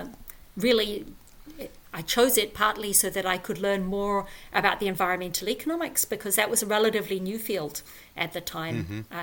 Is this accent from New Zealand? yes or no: yes; New Zealand; moved away as an adult; also born or lived in New York City; So I grew up in New Zealand and did my undergraduate there.